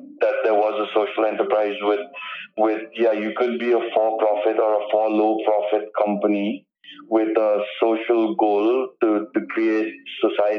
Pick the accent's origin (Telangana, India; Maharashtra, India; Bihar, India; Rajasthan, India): Maharashtra, India; Mumbai; also born or lived in St. Paul, Minnesota, United States / New York City, United States; I'm a Bombay boy. I was born in Bombay, and I went to school here as well, right up to high school.